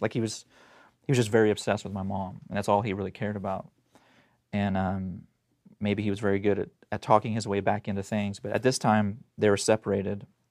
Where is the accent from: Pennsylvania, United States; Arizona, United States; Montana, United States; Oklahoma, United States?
Oklahoma, United States; Tulsa; I was born in Tulsa, Oklahoma, and so that's where all this happened